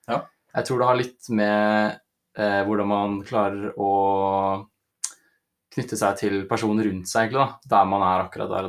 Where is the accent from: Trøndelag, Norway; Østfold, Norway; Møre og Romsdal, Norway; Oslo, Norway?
Oslo, Norway; moved away as an adult; now in Volda, Norway; Jeg er da en fyr fra Oslo som nå bor i Volda. Studerer friluftsliv eh, på høyskolen.